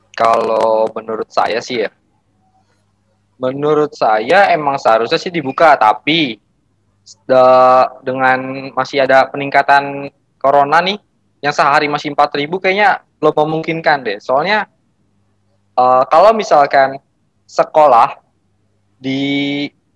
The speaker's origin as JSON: {"language": "Indonesian", "region": "Jakarta", "country": "Indonesia", "said": "Saya berasal dari Jakarta"}